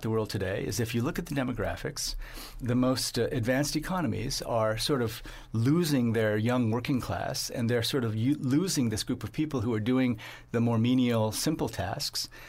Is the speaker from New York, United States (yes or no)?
no; Iowa, United States; We grew up in Iowa